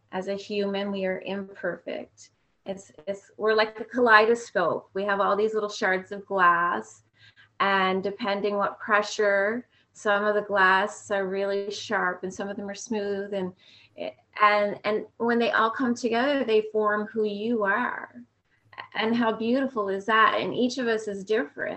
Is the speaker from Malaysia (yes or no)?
no; Fredericton, New Brunswick, Canada; my hometown where I was born all those years ago in Fredericton, New Brunswick.